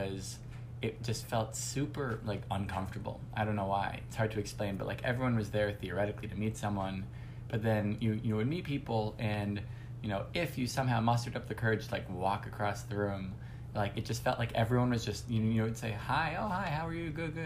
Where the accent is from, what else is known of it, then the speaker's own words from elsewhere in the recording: Miami Beach, Florida, United States; moved away as an adult; also born or lived in Boston; now in New York, United States; I grew up in Miami Beach, Florida.